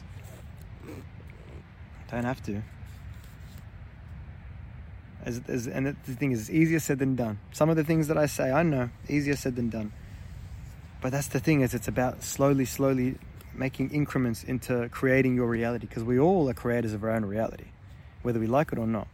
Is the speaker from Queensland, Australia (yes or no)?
no; Victoria, Australia; I'm from Victoria. I'm in New South Wales at the moment.